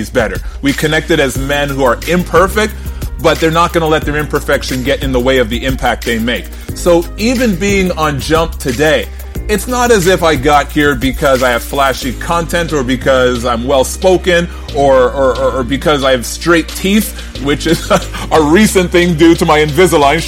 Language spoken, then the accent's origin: English; Toronto, Ontario, Canada; I am from Toronto